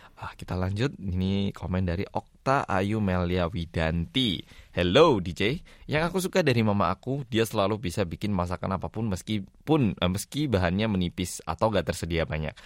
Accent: Daegu, South Korea; kampung halamanku Daegu

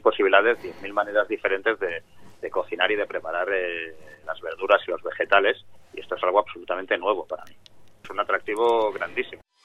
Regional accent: Spain; en mi tierra, en España

